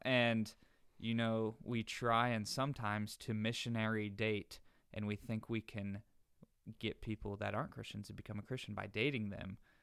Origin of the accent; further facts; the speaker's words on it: the North, United States; moved away; I'm from the North